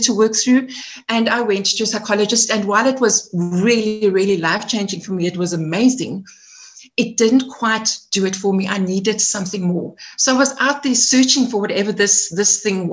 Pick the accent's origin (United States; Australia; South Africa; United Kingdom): South Africa; Edenvale, Gauteng; also born or lived in Eastern Cape / Johannesburg; I'm a Joburg girl, born and bred. I spent some of my childhood in the Eastern Cape in a farming community. In primary school, I came back to Joburg, and I'm an Edenvale girl. So I spent most of my life in Edenvale.